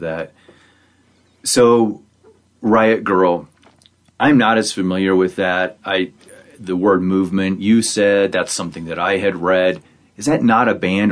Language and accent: English; northern Missouri, United States; moved away; I grew up in the Midwest in northern Missouri, it was farms.